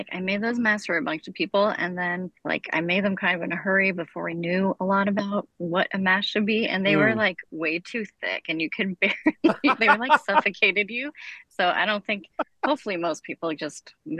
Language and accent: English; Florida, United States; I'm also from the South. Like, I grew up in Florida. There's, like, a park close to my house that's a swamp where I go walk regularly.